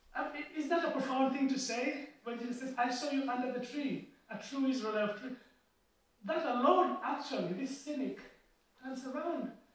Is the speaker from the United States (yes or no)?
no; Kenya; also born or lived in Ghana / Oxford; now in Liverpool, United Kingdom; I had to go home just over a year ago, home being Kenya